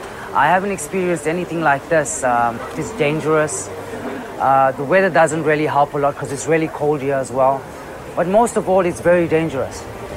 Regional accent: Durban, KwaZulu-Natal, South Africa; moved away as an adult; now in Johannesburg, South Africa; growing up in Durban

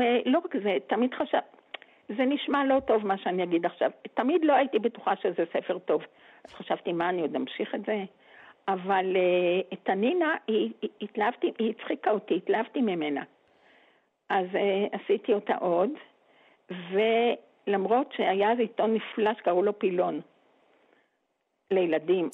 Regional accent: Geva, Northern District, Israel; אני הרי גדלתי בגבע

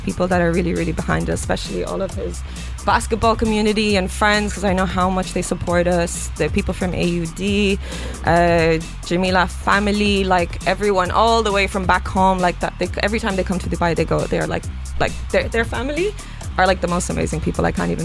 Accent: Ireland; I'm Irish

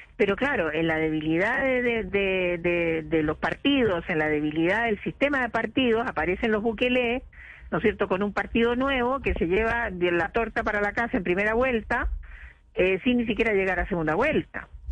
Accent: Chile; en mi país

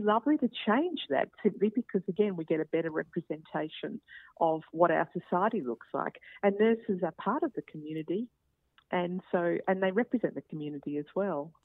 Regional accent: Queensland, Australia; I'm a Queenslander

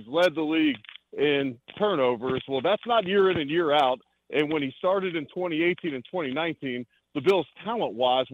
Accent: Cincinnati, Ohio, United States; now in Buffalo, United States; I'm originally from Cincinnati, grew up in Cincinnati

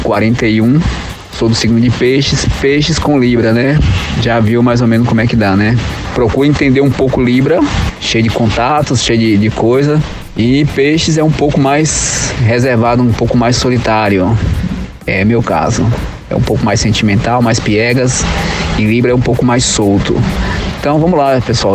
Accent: Salvador, Bahia, Brazil; tenho 41 anos, sou de Salvador, na Bahia.

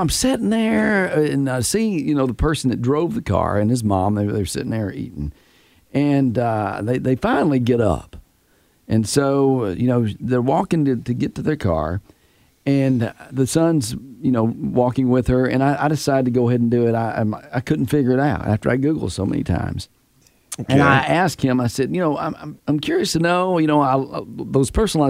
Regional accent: Tennessee, United States; I'm from Tennessee.

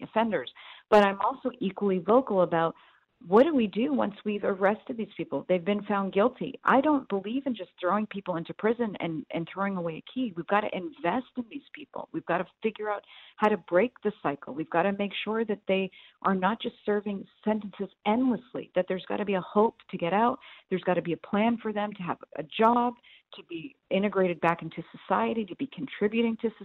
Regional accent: New England, United States; now in Houston, United States; I'm from New England

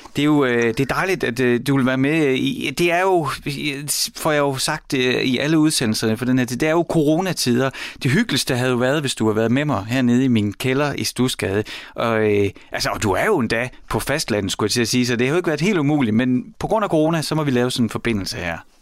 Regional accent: Horsens, Central Denmark Region, Denmark; jeg voksede op i Mimersgade i Horsens

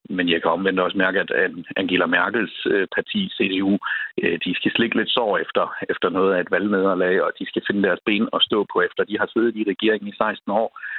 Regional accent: Schleswig-Holstein, Germany; en lille kurv med æbler fra grænselandet. Øh, økologiske æbler, øh, både for at vise, øh, hvor jeg kommer fra

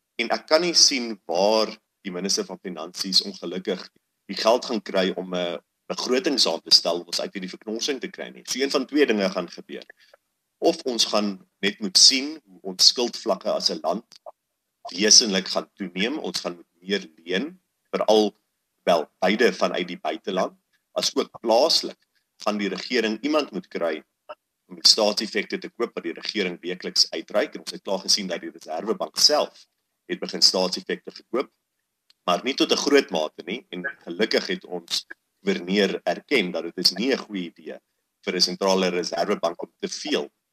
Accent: South Africa; ons as Suid-Afrikaners

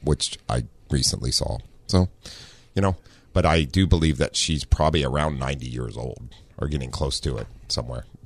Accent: Ohio, United States; now in Southern California, United States; I was from Ohio originally. I stayed here because I like the fact that it's like 75 degrees.

